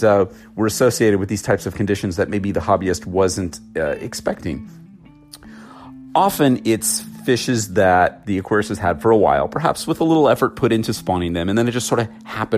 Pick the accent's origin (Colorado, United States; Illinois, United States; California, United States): California, United States; Los Angeles; I'm an LA boy. I was born in Southern California, born and raised here.